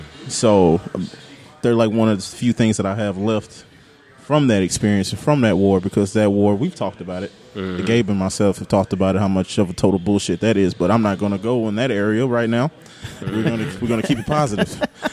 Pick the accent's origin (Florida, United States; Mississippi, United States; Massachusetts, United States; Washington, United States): Mississippi, United States; I was repping Mississippi.